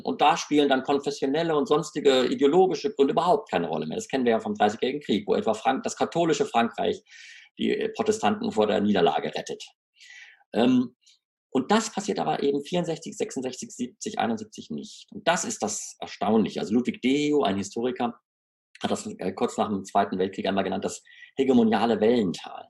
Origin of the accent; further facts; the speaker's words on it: Freiburg, Baden-Württemberg, Germany; meiner Heimatstadt Freiburg